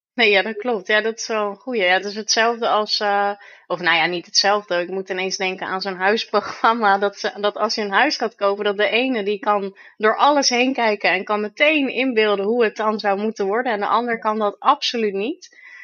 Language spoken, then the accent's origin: Dutch; Vlaardingen, South Holland, Netherlands; in mijn geboortestad